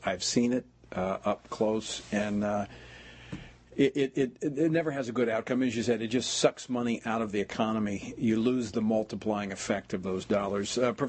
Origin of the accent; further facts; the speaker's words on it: Oklahoma, United States; moved away; also born or lived in Louisiana; I actually grew up in Oklahoma. It's a red state. It's a red, red state. It's a state where I went to high school